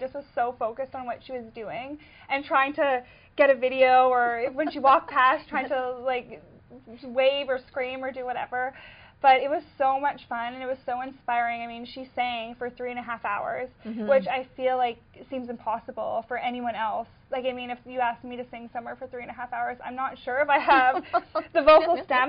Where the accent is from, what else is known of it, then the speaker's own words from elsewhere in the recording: Winnipegosis, Manitoba, Canada; my hometown is Winnipegosis, Manitoba, and it is about 4.5 hours north of here.